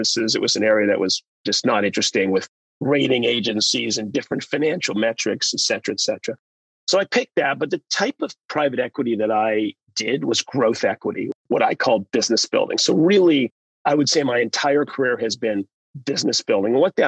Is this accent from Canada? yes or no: yes; Canada; moved away as an adult; also born or lived in United Kingdom / United States; as a kid growing up in Canada